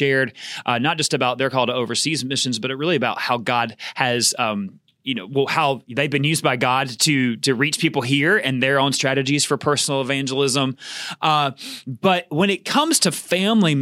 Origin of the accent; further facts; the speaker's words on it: Georgia, United States; I grew up in Georgia